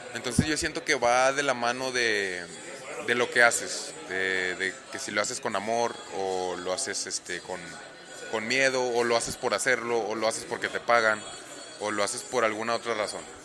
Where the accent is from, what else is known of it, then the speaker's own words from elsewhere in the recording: Monterrey, Nuevo León, Mexico; moved away as an adult; now in Orlando, United States; soy originario aquí de Monterrey, Nuevo León